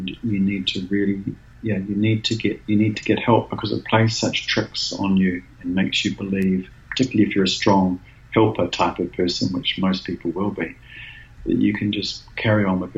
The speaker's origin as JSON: {"language": "English", "region": "Wellington", "country": "New Zealand", "tie": "born or raised there", "said": "my hometown in Wellington"}